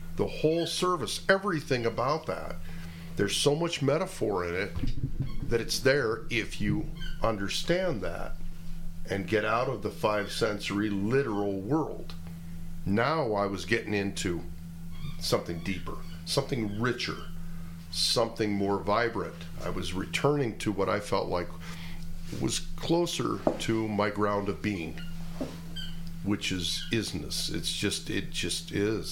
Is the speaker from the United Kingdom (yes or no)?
no; United States; I'm American